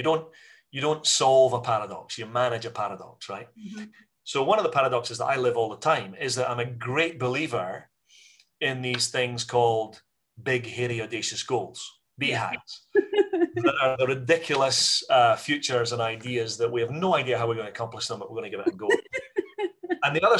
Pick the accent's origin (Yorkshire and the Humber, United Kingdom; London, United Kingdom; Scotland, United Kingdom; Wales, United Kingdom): Scotland, United Kingdom; as a Scottish business community